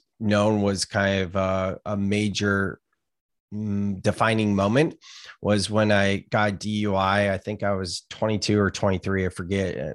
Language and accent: English; Gilroy, California, United States; I grew up in California, Gilroy, California, garlic capital of the world. I've never actually lived outside the state